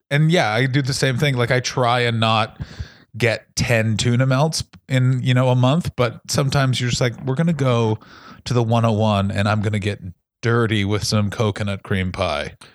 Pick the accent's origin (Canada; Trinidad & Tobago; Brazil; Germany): Canada; Ottawa, Ontario; I'm from Ottawa, with same place as Tom Green